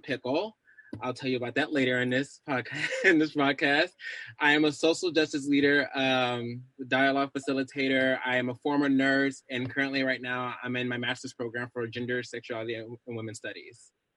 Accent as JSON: {"language": "English", "town": "Scottsdale", "region": "Arizona", "country": "United States", "moved": "yes", "lives_now": "Minneapolis, United States", "said": "I live here in the Twin Cities of Minneapolis, but I'm originally from Scottsdale, Arizona."}